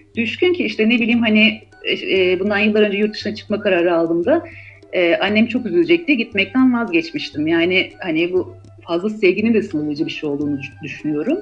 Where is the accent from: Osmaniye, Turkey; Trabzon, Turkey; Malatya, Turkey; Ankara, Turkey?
Malatya, Turkey; moved away as an adult; also born or lived in Tatvan / Istanbul / Izmir; ben doğuda e, büyüdüm, e, Malatya'da doğdum. Hı hı. aslında Tatvan'da doğmuşum da Malatyalıyız.